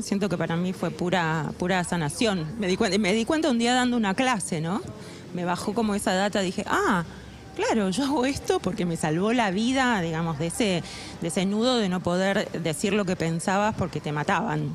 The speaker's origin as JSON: {"language": "Spanish", "town": "La Plata", "region": "Buenos Aires Province", "country": "Argentina", "tie": "born or raised there", "said": "Yo nací en La Plata"}